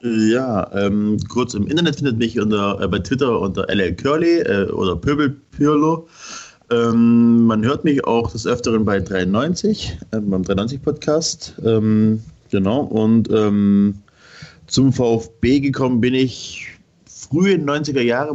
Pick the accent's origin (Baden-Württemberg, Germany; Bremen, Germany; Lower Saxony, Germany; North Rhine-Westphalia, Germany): Baden-Württemberg, Germany; Schorndorf, Swabia; bin halt auch gebürtiger Schwabe, bin ne, dann in Schandorf groß geworden